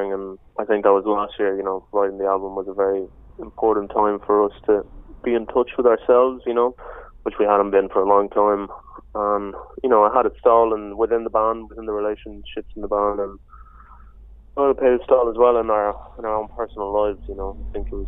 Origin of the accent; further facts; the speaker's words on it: Madrid, Community of Madrid, Spain; I grew up in Spain, in Madrid